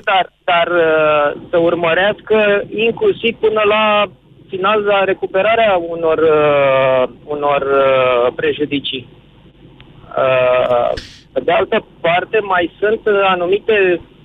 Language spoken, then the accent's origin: Romanian; Pitești, Argeș, Romania; sunt din Pitești